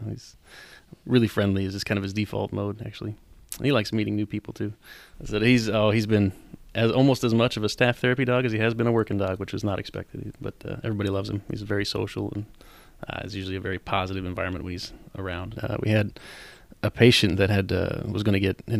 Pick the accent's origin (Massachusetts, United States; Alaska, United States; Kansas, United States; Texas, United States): Alaska, United States; Anchorage; I was born and raised here in Anchorage